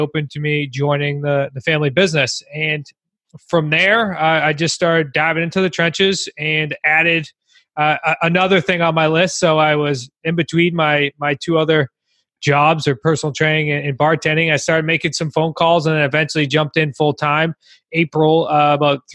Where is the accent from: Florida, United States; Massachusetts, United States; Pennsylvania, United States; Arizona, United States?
Massachusetts, United States; now in Newport, United States; we're from Massachusetts originally, and we're here in southern New England